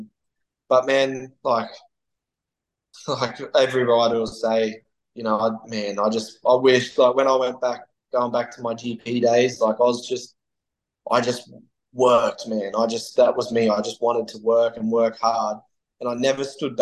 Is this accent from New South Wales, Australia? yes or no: no; Cairns, Queensland, Australia; now in Gold Coast, Australia; Gold Coast, where I live now, is, for the listeners, is halfway on the east coast of Australia. So we are from Cairns.